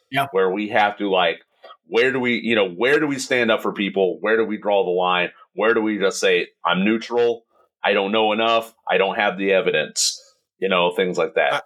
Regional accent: Indiana, United States; moved away; I'm from Indiana

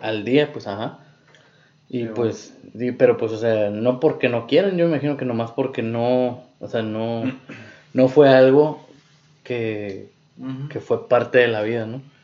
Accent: Mexico; como mexicanos

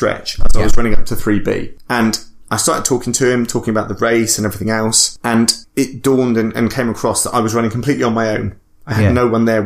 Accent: Bristol, South West England, United Kingdom; I'm from Bristol.

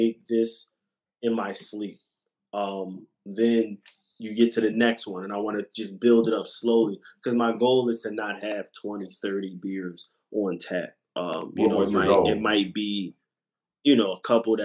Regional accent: Philadelphia, Pennsylvania, United States; I'm from West Philly.

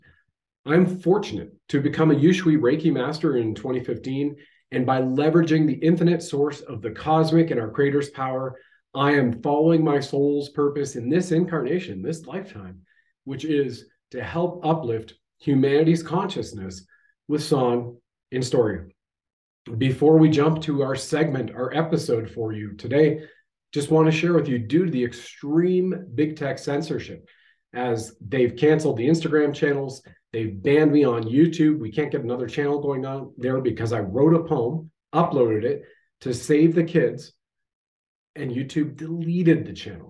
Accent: Canada

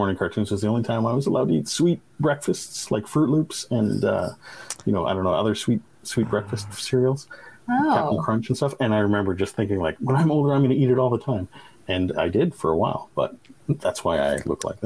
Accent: Canada; I'm Canadian

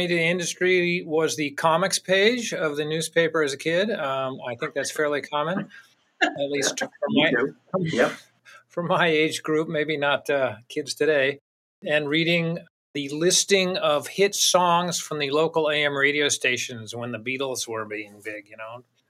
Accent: Virginia, United States; also born or lived in Tennessee; now in New Hampshire, United States; Tennessee, I grew up in Virginia, Tennessee, West Virginia, and then up in New Hampshire.

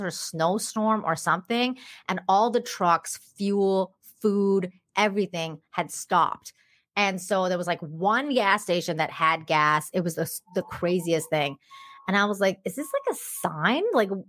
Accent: Tehran, Tehran Province, Iran; now in Canada; Well, I came from Tehran, so it was really, it was a really big difference in terms of, because when I moved to Canada

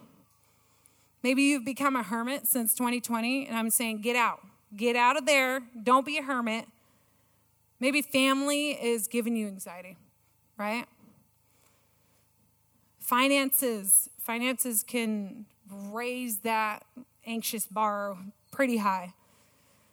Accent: California, United States; moved away; I am a Californian

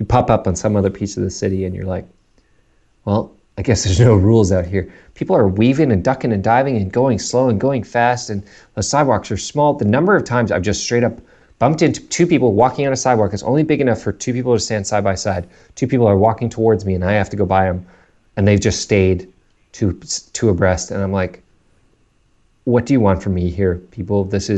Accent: South Africa; now in Canada; because we grew up in South Africa, learned all these like British / English phrases and terms from my parents, and then we moved to Canada

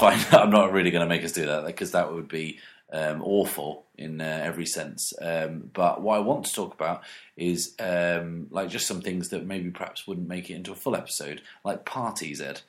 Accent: United Kingdom; being British

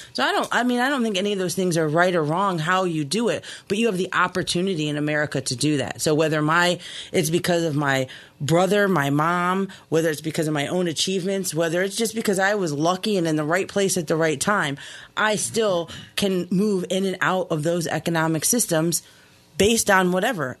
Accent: Key West, Florida, United States; moved away; I grew up in Key West, Florida, um, little Cuba

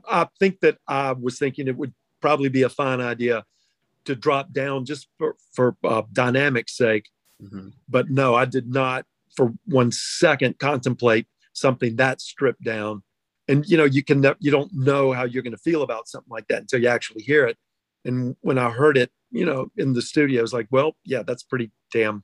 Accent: Georgia, United States; also born or lived in North Carolina / Macon, Georgia; I was born in Georgia, moved to North Carolina for a while, and when I moved back to Georgia with my family

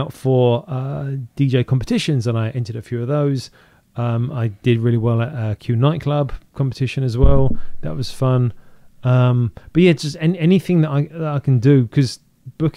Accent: United Kingdom; moved away as an adult; now in Seattle, United States; I'm British

